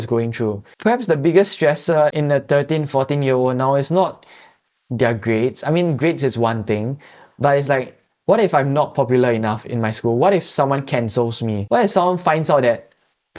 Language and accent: English; Singapore; we are Singaporean citizens